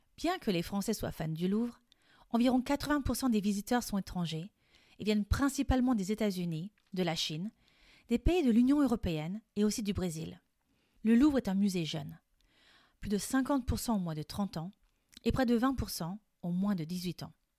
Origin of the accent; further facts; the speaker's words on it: France; Je suis française et coach de français